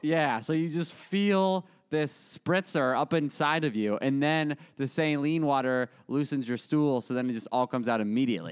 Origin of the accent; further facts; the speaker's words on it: Arizona, United States; moved away; I'm from Arizona